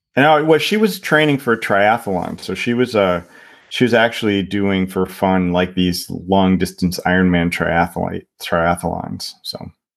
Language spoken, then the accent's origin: English; Ohio, United States; moved away as an adult; also born or lived in Michigan / Indiana; now in Finland; I grew up, um, in Ohio